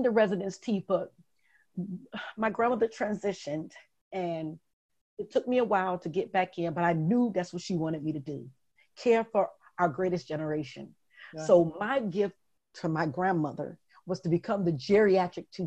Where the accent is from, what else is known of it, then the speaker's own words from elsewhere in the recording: Detroit, Michigan, United States; moved away as an adult; also born or lived in Jacksonville, Florida; Growing up in Detroit, my mother had a drug addiction and my father was in prison